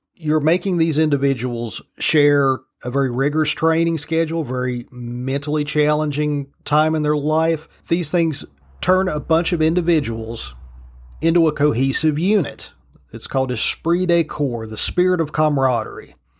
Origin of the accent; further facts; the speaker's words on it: United States; I'm an American because both my parents were citizens and I was born here